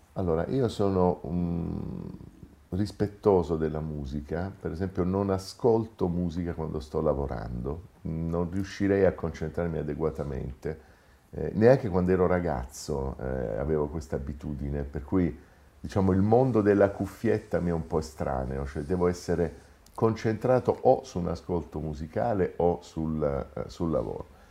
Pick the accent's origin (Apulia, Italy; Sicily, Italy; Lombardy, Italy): Apulia, Italy; Taranto; moved away as an adult; now in Rome, Italy; Sono nato a Taranto molti anni fa, sono emigrato a Roma per l'università